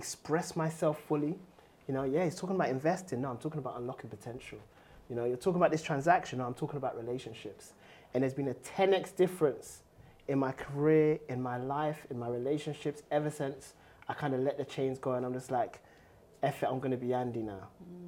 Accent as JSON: {"language": "English", "region": "London", "country": "United Kingdom", "tie": "born or raised there", "also_born_or_lived": "Ghana", "said": "I grew up in Tottenham"}